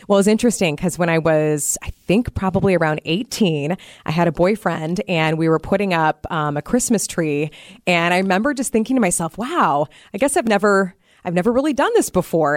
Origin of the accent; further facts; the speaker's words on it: Iowa, United States; now in Wisconsin, United States; So, I grew up in Iowa, so I will be traveling back to see my parents